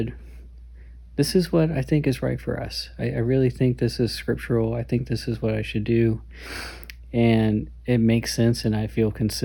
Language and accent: English; the Bible Belt, United States; Growing up in the Bible Belt, that's all I've ever known